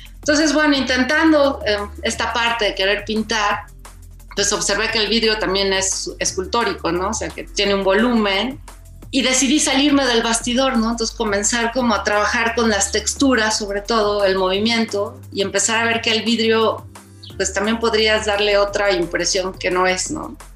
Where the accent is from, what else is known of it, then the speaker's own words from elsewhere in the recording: Mexico; soy más mexicana que nada